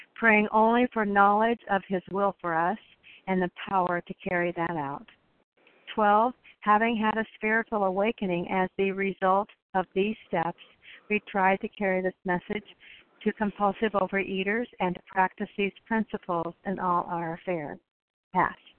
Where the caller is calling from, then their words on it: Oregon, United States; I'm calling in from Oregon today